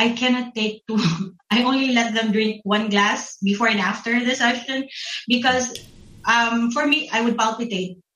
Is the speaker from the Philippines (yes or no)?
yes; Philippines; I'm from the Philippines